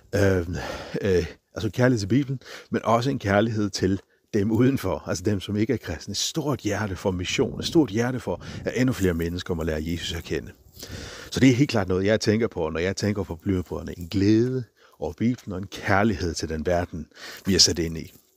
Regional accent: Faroe Islands; på færgerne, hvor jeg kommer fra

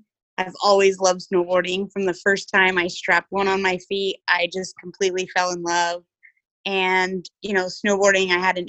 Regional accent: New Mexico, United States; I was raised in New Mexico

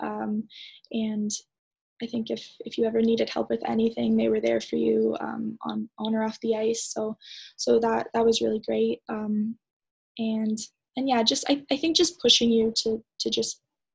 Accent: Canada; being a Canadian

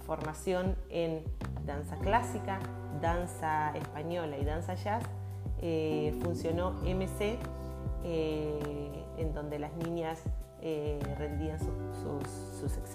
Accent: Villa Regina, Río Negro, Argentina; termino mi formación en la ciudad donde nací, de donde soy oriunda, en la ciudad de Villa Regina, en la provincia de Río Negro, en la Patagonia Argentina.

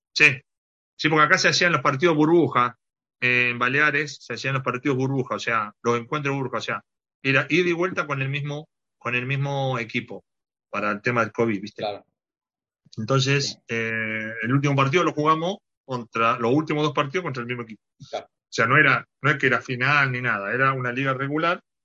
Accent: Cruz Alta, Córdoba, Argentina; now in Ibiza, Spain; Cruz Alta, Cruz Alta es el sur de Córdoba, está a 120 kilómetros de Rosario

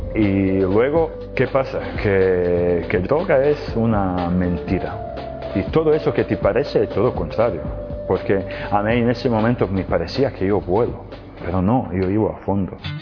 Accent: Serbia; Spanish is a second language; moved away as an adult; also born or lived in Spain; now in Medjugorje, Bosnia and Herzegovina; Yo soy, vengo, soy de Serbia, pero ya algunos años vivo en Medjugorje, en Bosnia y Herzegovina y, y España

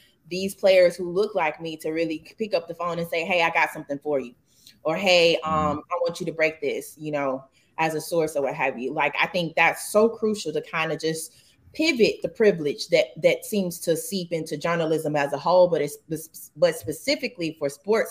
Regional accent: Hattiesburg, Mississippi, United States; now in Atlanta, United States; I grew up in Hattiesburg, Mississippi, where Southern Miss is.

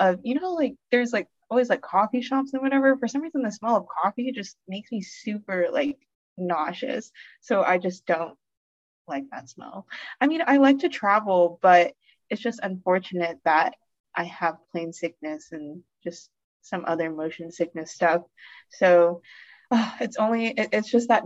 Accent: Austin, Texas, United States; also born or lived in College Station; I was born and raised in Austin

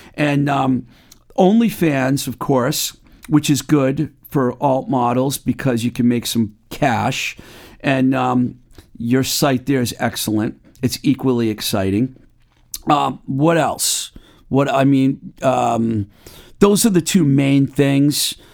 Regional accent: Webster, Massachusetts, United States; the Book Lovers Gourmet in my hometown of Webster, Mass

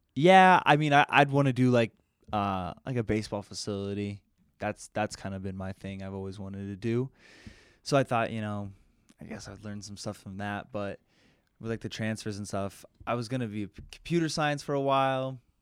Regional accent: Denver, Colorado, United States; also born or lived in California; from Denver, Colorado.

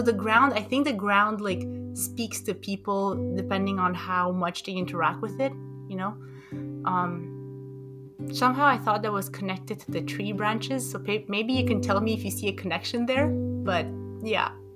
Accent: Romania; moved away; also born or lived in Montreal, Canada; that's where I grew up in Romania

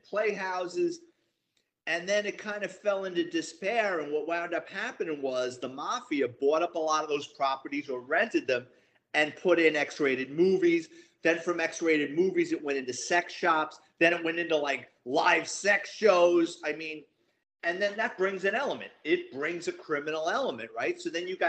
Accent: New York City, New York, United States; born or raised there

